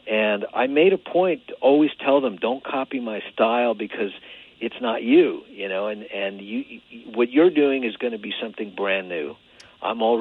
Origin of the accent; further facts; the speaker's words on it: Long Island, New York, United States; I grew up on Long Island